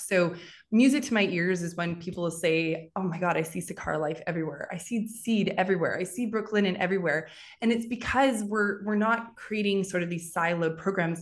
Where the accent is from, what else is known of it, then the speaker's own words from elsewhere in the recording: Western Canada, Canada; moved away as an adult; also born or lived in Paris; now in New York, United States; I'm originally from Western Canada. I moved to New York eleven years ago, twelve years ago now.